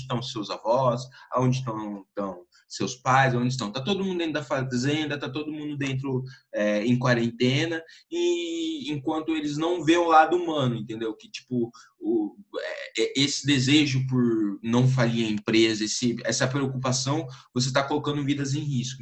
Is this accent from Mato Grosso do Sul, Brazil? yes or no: yes; Campo Grande, Mato Grosso do Sul, Brazil; eu sou de Campo Grande, Mato Grosso do Sul